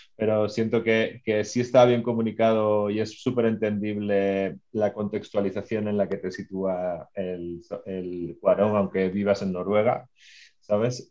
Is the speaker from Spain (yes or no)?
yes; Spain; accent: Spanish (Spain); now in Mexico; yo soy medio mexicano, mi madre es mexicana, me siento muy mexicano, no quiero que suene mal con mi acento español